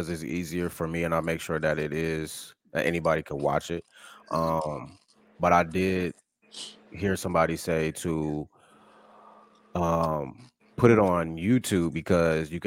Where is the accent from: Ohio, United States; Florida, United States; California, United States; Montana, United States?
Ohio, United States; Columbus; I'm from Columbus, and it's very diverse here